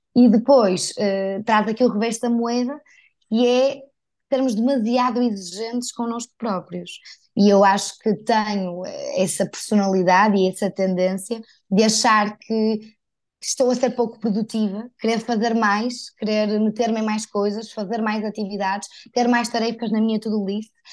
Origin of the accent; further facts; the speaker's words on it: Porto, Norte, Portugal; accent: northern; moved away as an adult; now in Lisbon, Portugal; eu sou do Porto e moro em Lisboa já há cinco anos